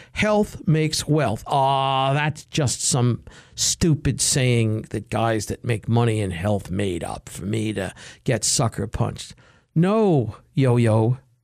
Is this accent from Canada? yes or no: no; United States; I'm an American